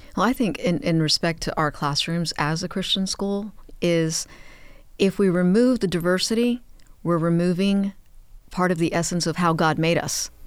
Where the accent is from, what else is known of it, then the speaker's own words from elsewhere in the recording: Miami, Florida, United States; I was born and raised in Miami